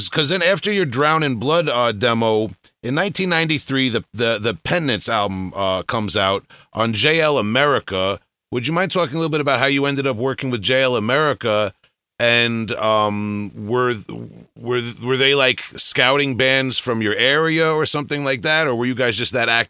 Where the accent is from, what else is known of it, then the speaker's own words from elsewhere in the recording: Long Island, New York, United States; I'm from Long Island, right outside of New York City here.